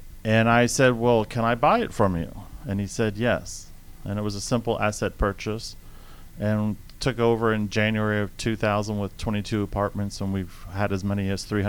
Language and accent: English; New Jersey, United States; moved away as an adult; also born or lived in Florida; now in Atlanta, United States; my hometown in New Jersey